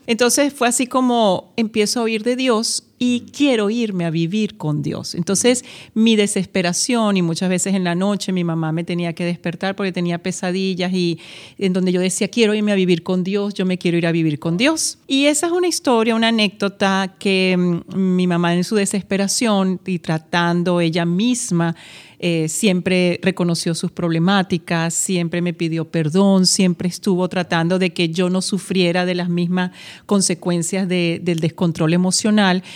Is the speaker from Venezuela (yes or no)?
yes; Venezuela; also born or lived in Madrid, Spain; mi país, donde crecí, donde me formé y tuve también la oportunidad de tener pues mi nacionalidad como venezolana